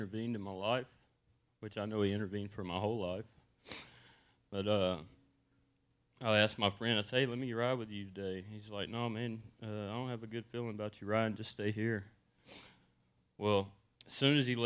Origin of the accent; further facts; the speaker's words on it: Texas, United States; also born or lived in Georgia; I'm from Texas